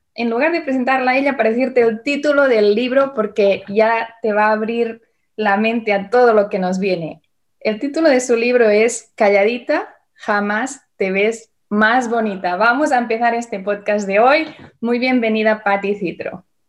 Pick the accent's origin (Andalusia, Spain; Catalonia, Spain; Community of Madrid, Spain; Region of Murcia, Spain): Catalonia, Spain; Barcelona; now in Indianapolis, United States; Y nací en Barcelona y ahora vivo en Estados Unidos con mi familia